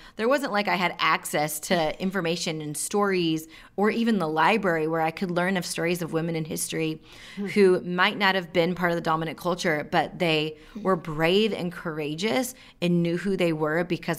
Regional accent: rural Washington, United States; also born or lived in India; I'm East Indian, and I was adopted just shy of my second birthday. Mm-hmm. And growing up in rural Washington, where I didn't meet another person of color until I was in middle school

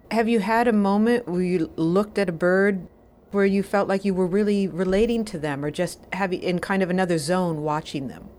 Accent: Wisconsin, United States; I am from Wisconsin too

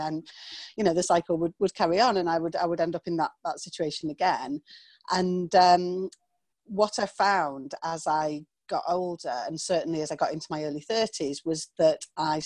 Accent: small town on the Scottish borders, North East England, United Kingdom; I'm from England, from the north of England to be exact. And I grew up in a small town just kind of on the Scottish borders

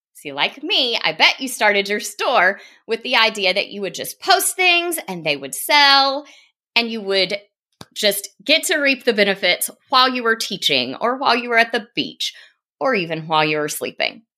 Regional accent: South Carolina, United States; accent: Southern; moved away as an adult; now in Nashville, United States; I grew up in South Carolina

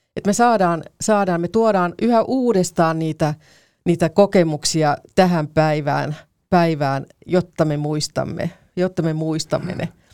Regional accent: Karkkila, Uusimaa, Finland; Mä oon Karkkilasta kotoisin

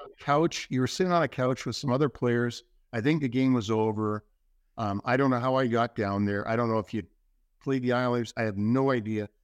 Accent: Toronto, Ontario, Canada; moved away; Don Mills in, in Toronto

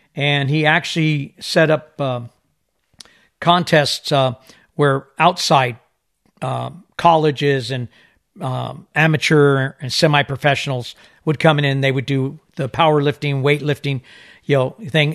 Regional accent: Isle of Man; I was born on the Isle of Man. I was living off the corner of Hillberry

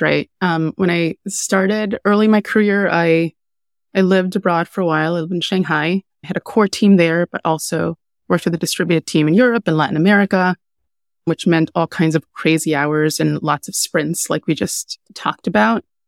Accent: Jamaica; moved away; I'm Jamaican. I'm a Jamaican immigrant.

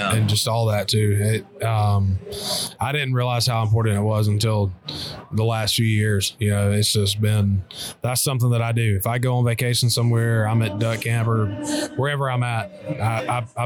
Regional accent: Calhoun, Georgia, United States; also born or lived in Kentucky; It used to be in my hometown. It's called Calhoun, Georgia.

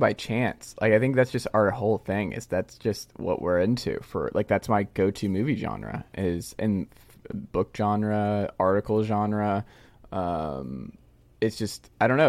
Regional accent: Stone Mountain, Georgia, United States; we're both from Stamount, Georgia

